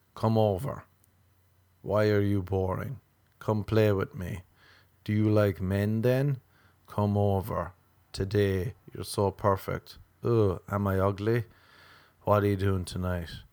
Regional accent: Ireland; as an Irish person

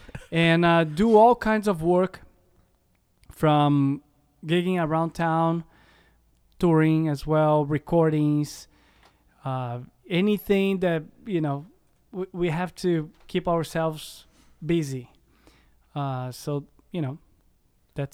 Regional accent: Curitiba, Paraná, Brazil; moved away as an adult; also born or lived in Chicago; now in Los Angeles, United States; I'm from Curitiba. That's southern Brazil. Mm-hmm. The only Portuguese-speaking country in the South America.

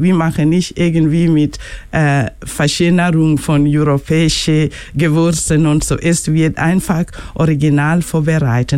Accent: Kenya; German is a second language; moved away; ich bin aus Kenia

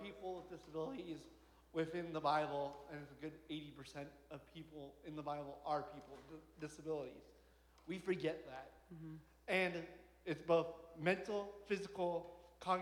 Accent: Hong Kong; moved away; I was born in Hong Kong

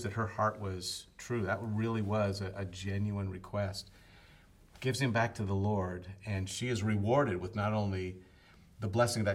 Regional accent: United States; being American males

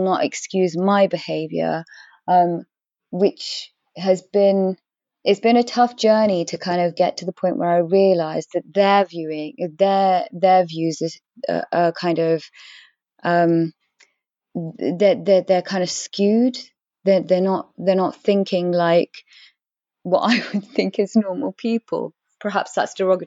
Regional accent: England, United Kingdom; I am English. I was born and raised in this country.

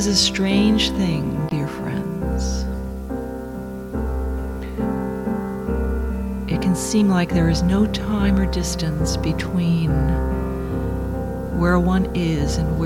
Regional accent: New York, United States; I'm from New York

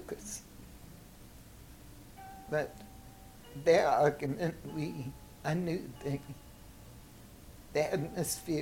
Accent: Tarboro, North Carolina, United States; moved away as an adult; also born or lived in Savannah, Georgia; now in St. Louis, United States; I was born in Savannah, but they left Savannah and moved to North Carolina, where he took on the work that my grandfather had started

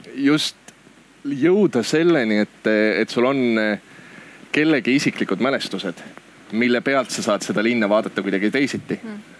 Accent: Orissaare, Saare County, Estonia; moved away; see koht, kus ma päriselt ise pärit olen, on Orissaare, mis on Saaremaa idaosas

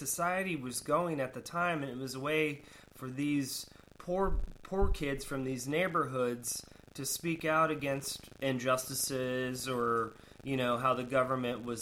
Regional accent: Sarasota, Florida, United States; I grew up in Sarasota, Florida.

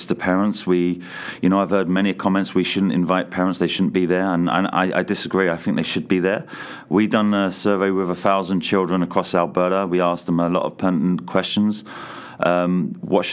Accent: England, United Kingdom; moved away as an adult; now in Canada; coming over from England many years ago

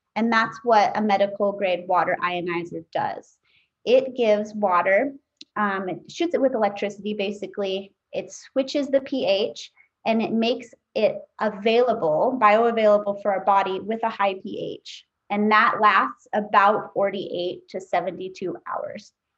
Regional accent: Tahoe City, California, United States; also born or lived in Kauai, Hawaii; now in Maui, United States; I was actually born on the island of Kauai, but I grew up in Northern California. Um, I grew up in a little town around Lake Tahoe called Tahoe City, California

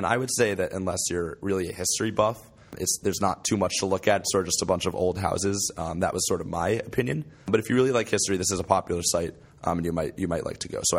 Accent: New York, United States; I'm from New York.

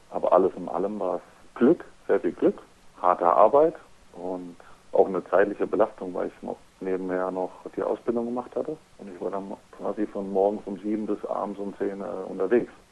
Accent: Freiburg, Baden-Württemberg, Germany; Ja, also ich und meine Frau, wir kommen ja beide aus Freiburg. Wir sind jetzt eben wegen dem Handball hierher gezogen, aber wir haben auch gesagt, nach der Handballkarriere möchten wir auf jeden Fall wieder zurück

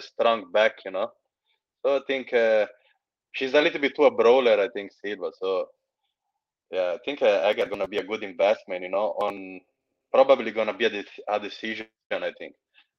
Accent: Eritrea; now in Manchester, United Kingdom; I'm from I'm an African, in Eritrean, but I'm living in Manchester, in England.

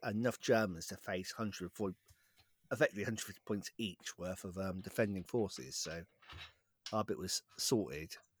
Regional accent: West Country, South West England, United Kingdom; accent: West Country; My West Country accent's

